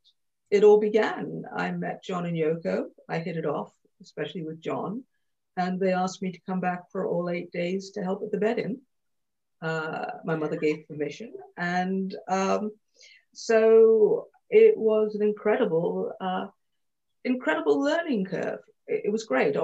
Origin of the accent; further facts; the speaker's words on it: Montreal, Quebec, Canada; moved away; when I was 16, I grew up in Montreal in Canada